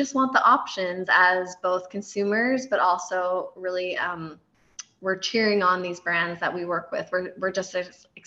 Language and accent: English; Canada; moved away as an adult; also born or lived in California; now in Kansas City, United States; I am originally from Canada, and I moved down to California in 2014, and then I was transferred to Kansas City in 2015